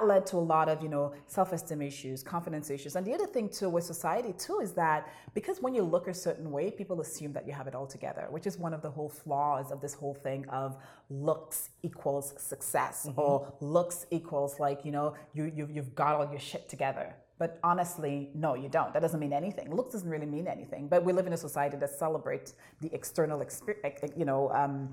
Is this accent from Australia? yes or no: no; St. Lucia; now in Toronto, Canada; moving here from St. Lucia as an immigrant to Canada